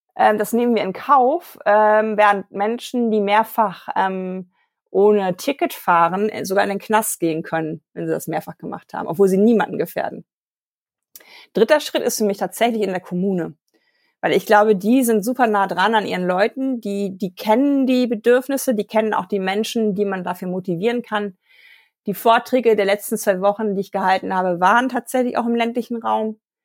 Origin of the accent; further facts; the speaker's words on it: Germany; wir als Deutsche